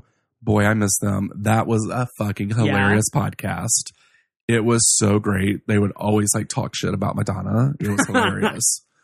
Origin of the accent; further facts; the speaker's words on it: Radford, Christiansburg, Blacksburg area, Virginia, United States; I grew up in the Radford, Christiansburg, Blacksburg area.